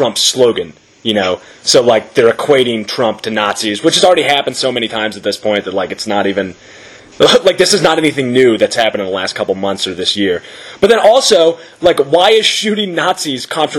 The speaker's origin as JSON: {"language": "English", "country": "United States", "said": "as an American"}